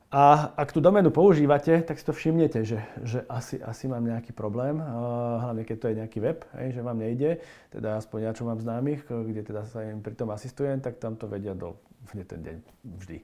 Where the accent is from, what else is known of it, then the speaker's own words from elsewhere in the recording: Slovakia; sme Slováci